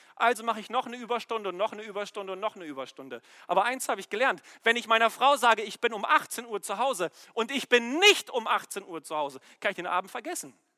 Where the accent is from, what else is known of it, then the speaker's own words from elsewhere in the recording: Germany; wir als Deutsche